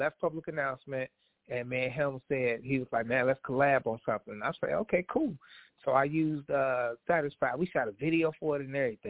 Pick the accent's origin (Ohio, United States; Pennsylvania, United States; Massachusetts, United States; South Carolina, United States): Ohio, United States; Cincinnati; I live in Ohio. You know, I'm born and raised in Cincinnati, Ohio.